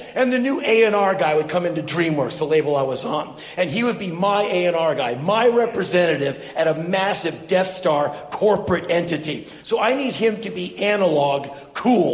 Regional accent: Washington, District of Columbia, United States; moved away as an adult; also born or lived in Los Angeles, California; I was born and raised in Washington, D.C.

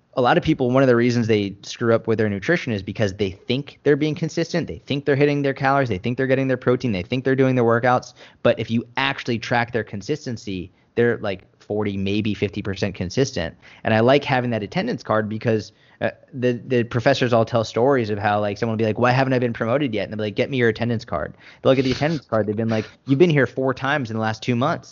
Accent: Boston, Massachusetts, United States; I grew up in Boston

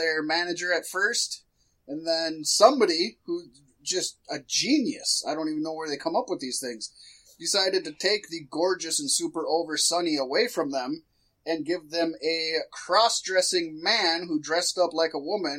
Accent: Washington, District of Columbia, United States; born or raised there

